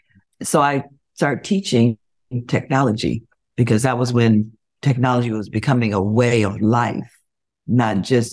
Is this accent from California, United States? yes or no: no; Cleveland, Ohio, United States; also born or lived in Columbus / Cincinnati; And I'm from a very large family. So I went to, and I'm a true Buckeye. I grew up in Cleveland. All the three C's. I went to school in Columbus, and my first job was at Procter & Gamble in Cincinnati.